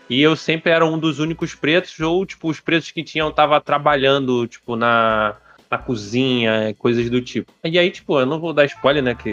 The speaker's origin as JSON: {"language": "Portuguese", "town": "Araruama", "region": "Rio de Janeiro", "country": "Brazil", "tie": "born or raised there", "said": "É, eu sou natural de Araruama."}